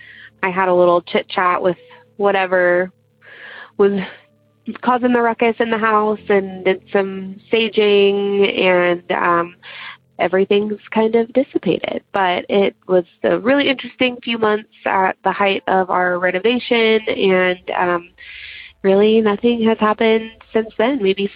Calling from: Central Valley of California, United States; I'm calling from the Central Valley of California.

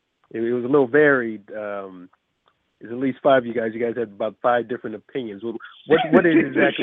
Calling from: California, United States; I'm calling from Cali.

